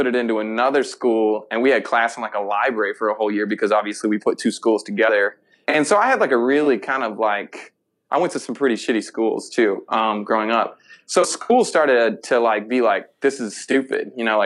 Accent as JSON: {"language": "English", "town": "Park Forest", "region": "Illinois", "country": "United States", "tie": "born or raised there", "said": "I spent some time growing up in Park Forest"}